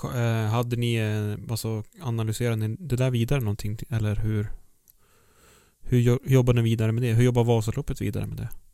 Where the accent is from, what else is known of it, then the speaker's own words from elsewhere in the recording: High Coast, Västernorrland County, Sweden; Jag är ju uppvuxen i Höga Kusten